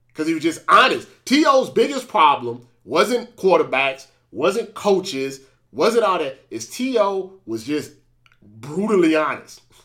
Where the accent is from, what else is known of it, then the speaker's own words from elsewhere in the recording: St. Louis, Missouri, United States; I'm from Saint Louis